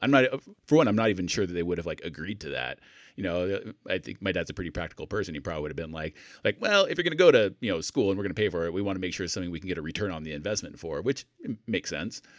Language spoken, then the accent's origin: English; Idaho, United States; moved away as an adult; also born or lived in England / Salt Lake City, Utah; I grew up in Idaho, but then went to join the military, like, left Idaho and never looked back.